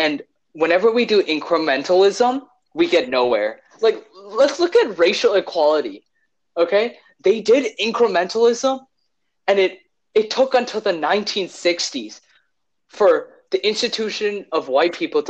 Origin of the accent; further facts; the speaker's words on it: Illinois, United States; We're all from Illinois.